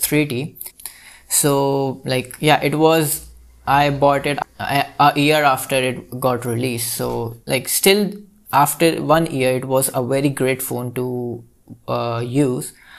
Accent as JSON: {"language": "English", "country": "India", "said": "I'm from India."}